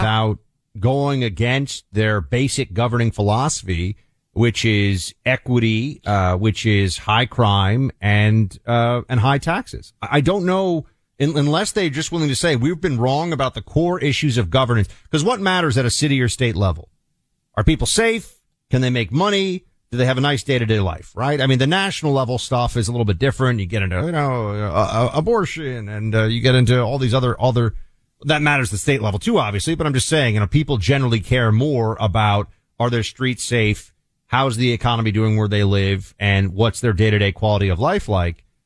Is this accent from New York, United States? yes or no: yes; New York City, New York, United States; I grew up in the Giuliani era in New York City